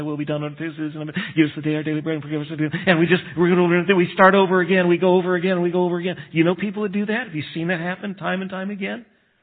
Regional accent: United States; I'm American

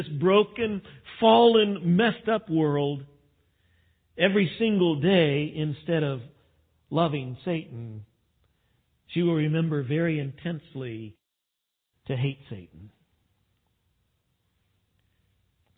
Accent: West Texas, United States; I grew up in West Texas

